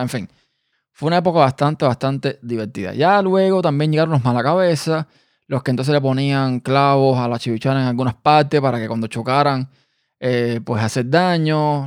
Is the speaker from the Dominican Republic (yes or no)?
no; Havana, Cuba; also born or lived in Pinar del Río, Cuba; yo vivía en el campo, que fue donde yo nací, en una provincia llamada Pinas de Río. Pero yo no viví toda mi vida en ese lugar. Yo después me mudé para La Habana